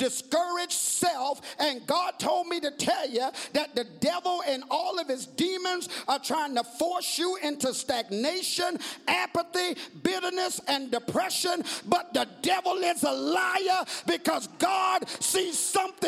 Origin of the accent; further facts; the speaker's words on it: Georgia, United States; I'm from Georgia.